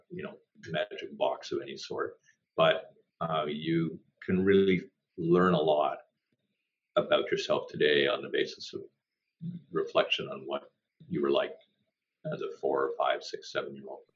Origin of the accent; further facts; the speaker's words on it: Toronto, Ontario, Canada; growing up in Toronto